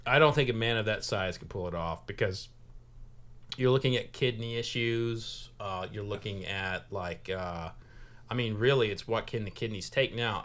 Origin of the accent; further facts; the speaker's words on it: Oklahoma, United States; now in Kentucky, United States; I'm from Oklahoma, but I've been adopted by the state